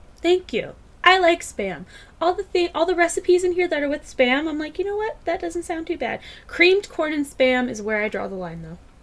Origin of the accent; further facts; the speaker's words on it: Tennessee, United States; I'm actually from Tennessee